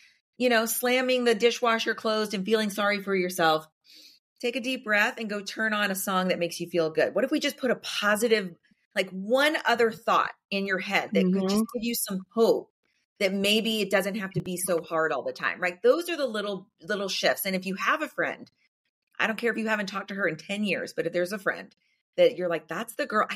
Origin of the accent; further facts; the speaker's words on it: the South, United States; I grew up in the South